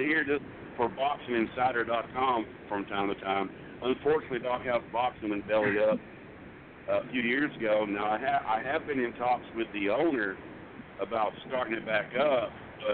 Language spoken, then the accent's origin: English; Texas, United States; I'm from Texas